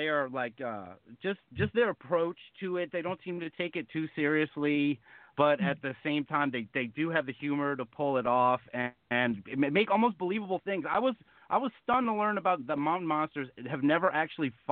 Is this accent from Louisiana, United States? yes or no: yes; Louisiana, United States; I'm from Louisiana.